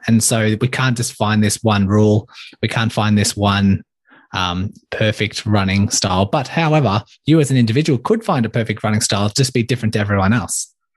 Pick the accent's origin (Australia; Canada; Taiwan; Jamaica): Australia; Melbourne, Victoria; born or raised there